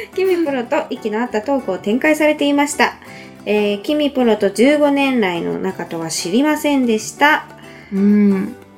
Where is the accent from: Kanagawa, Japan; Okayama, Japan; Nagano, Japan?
Nagano, Japan; 私の実家、長野県の場所ですけど